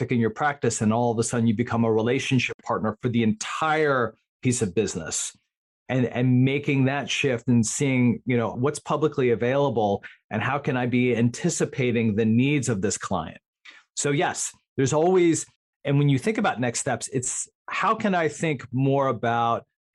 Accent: Northern New Jersey, United States; I'm growing up in Northern New Jersey

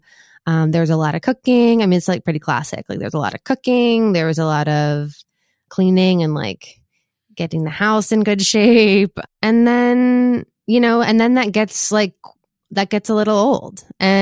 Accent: Boston, Massachusetts, United States; moved away as an adult; also born or lived in Washington, D.C.; I'm from Boston, from Jamaica Plain. And so I've gotten to set up this studio here in my old bedroom

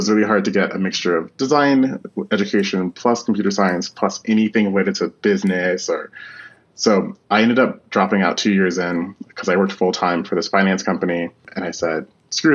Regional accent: Washington, District of Columbia, United States; moved away as an adult; now in Amsterdam, Netherlands; I'm originally from Washington, D.C. I grew up around all of the politics and the military

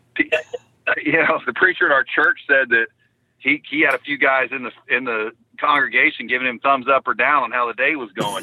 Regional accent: Florida, United States; I grew up fishing in the Florida. We called it the Gator Division down here, BFL fishing.

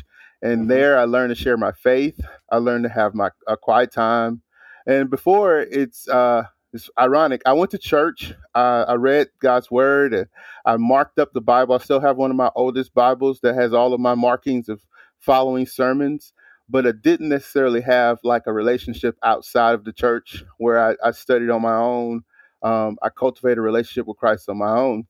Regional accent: Hammond, Louisiana, United States; also born or lived in New Orleans; I'm from Hammond

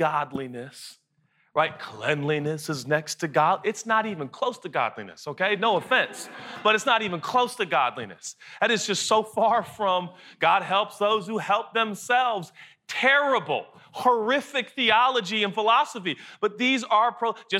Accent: Seattle, Washington, United States; I'm from Seattle

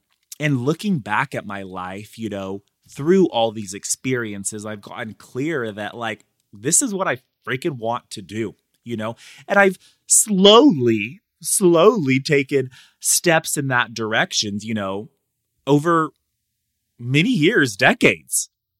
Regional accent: Madera, California, United States; I was one of those students. I grew up in Madera, like, I was in the cafeteria where I spoke, you know, every month for 4 years of my life, more like every week.

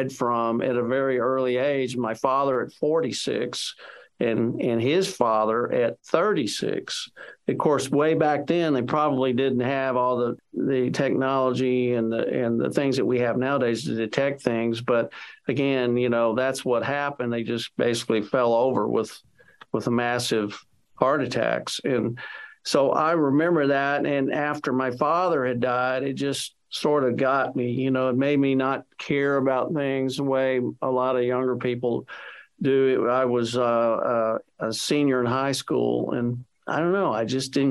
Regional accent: Texas, United States; I'm a Texan. I'm a fifth generation Texan, and I was living in Texas at the time

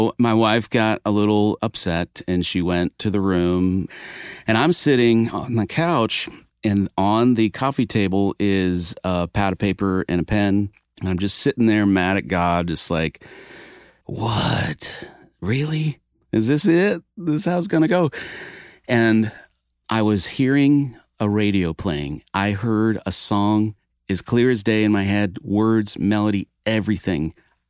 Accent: Maine, United States; So I grew up in Maine playing guitar on a dirt road in a small bedroom in a mobile home in the woods, a gravel road, mind you.

